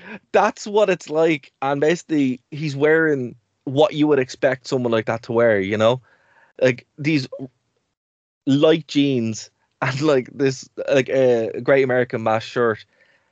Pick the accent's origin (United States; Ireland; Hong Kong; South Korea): Ireland; as Irish people